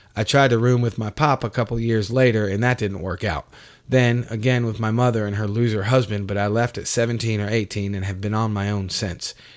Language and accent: English; Gastonia, North Carolina, United States; also born or lived in New York; I wound up with my mother in a city outside of Charlotte, North Carolina, called Gastonia